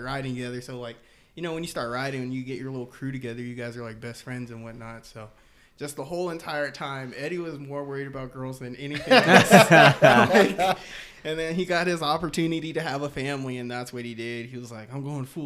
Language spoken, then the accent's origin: English; Aurora, Colorado, United States; I'm from Aurora, Colorado.